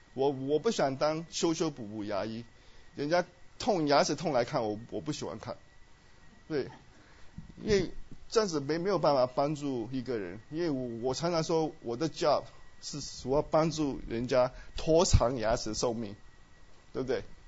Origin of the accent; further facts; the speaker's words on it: Myanmar; moved away; 我们在虽然在， 在缅甸长大，我在缅甸出生， 是很贫穷的国家